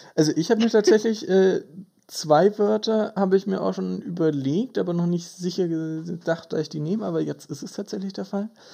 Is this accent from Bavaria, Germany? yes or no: yes; Böbing, Bavaria, Germany; wir kommen beide ursprünglich aus Böbing, einem sehr kleinen Kaff in äh, Bayern.